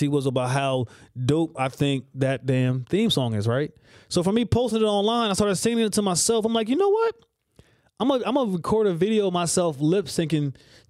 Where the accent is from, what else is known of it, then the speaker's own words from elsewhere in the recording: Whitesboro, New Jersey, United States; I shout out my hometown, Whitesboro, New Jersey.